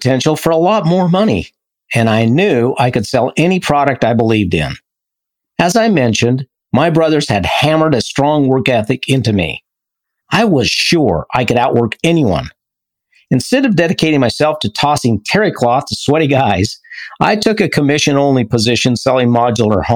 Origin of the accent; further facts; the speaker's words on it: Idaho, United States; from Idaho